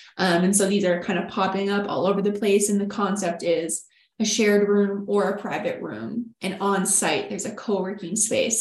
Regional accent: Texas, United States; we are from Texas. We're from UT. We were living in Austin

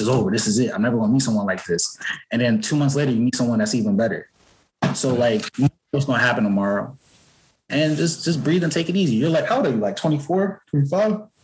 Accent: Newark, New Jersey, United States; I grew up in Newark, New Jersey

